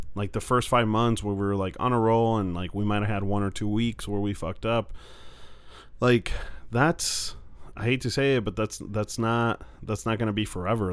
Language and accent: English; Mexico; now in United States; I'm from Mexico, grew up there, and now I live in the U.S.